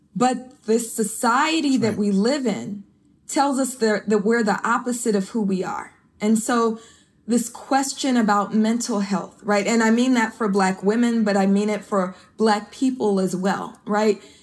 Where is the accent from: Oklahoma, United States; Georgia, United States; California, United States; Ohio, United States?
California, United States; Oakland; I'm from East Oakland, California